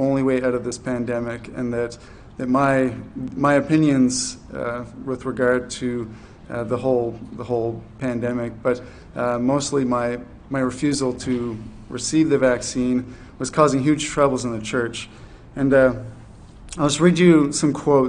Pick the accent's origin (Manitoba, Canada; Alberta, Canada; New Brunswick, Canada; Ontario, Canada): New Brunswick, Canada; moved away as an adult; also born or lived in Fredericton, New Brunswick; now in Charlottetown, Canada; I'm from New Brunswick, and for 11 years I did ministry in New Brunswick, Fredericton.